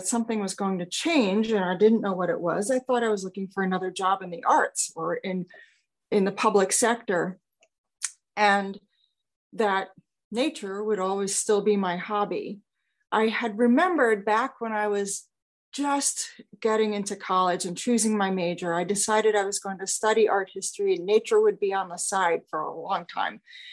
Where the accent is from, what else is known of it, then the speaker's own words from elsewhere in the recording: New York, United States; moved away; also born or lived in Phoenix / Los Angeles; I am originally from New York